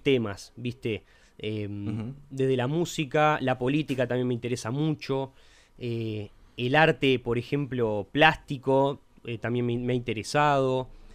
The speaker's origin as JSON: {"language": "Spanish", "region": "Montevideo", "country": "Uruguay", "tie": "born or raised there", "said": "viví en Uruguay toda mi vida, eso sí. Soy de Montevideo"}